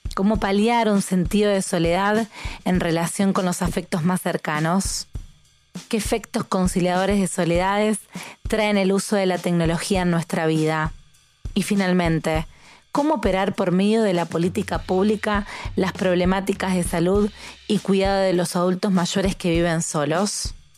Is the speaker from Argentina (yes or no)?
yes; Rosario, Santa Fe, Argentina; soy argentina